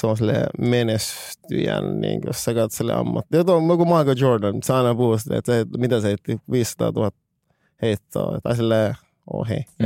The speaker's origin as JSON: {"language": "Finnish", "country": "Finland", "said": "mä olen Suomesta"}